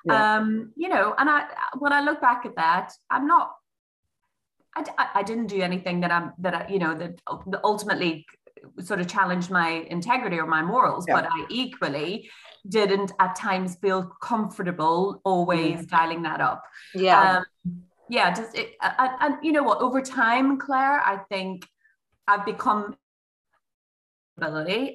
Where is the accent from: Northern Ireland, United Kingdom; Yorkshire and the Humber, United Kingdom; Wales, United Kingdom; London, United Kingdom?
Northern Ireland, United Kingdom; Derry; moved away as an adult; now in England; So I'm originally, in case you haven't worked it out from my accent, I'm an OG Derry, and at 24, I moved to England.